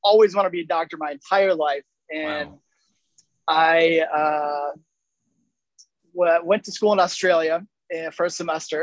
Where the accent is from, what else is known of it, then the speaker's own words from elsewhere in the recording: Grand Rapids, Michigan, United States; Growing up in Grand Rapids